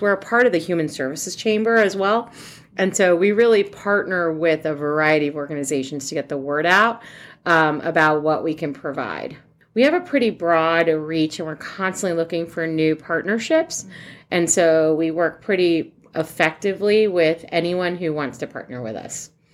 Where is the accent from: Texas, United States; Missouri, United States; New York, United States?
New York, United States; moved away as an adult; now in Columbus, United States; I'm actually originally from New York